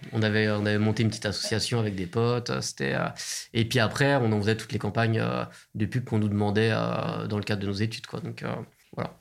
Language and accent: French; Seine-Saint-Denis, Île-de-France, France; now in Nantes, France; J'ai grandi dans le 93 aussi